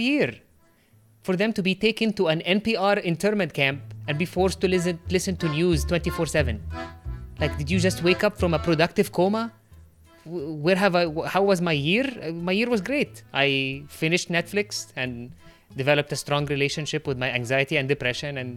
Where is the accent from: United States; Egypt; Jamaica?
Egypt; first language Arabic; English is a second language; moved away; I'm from Egypt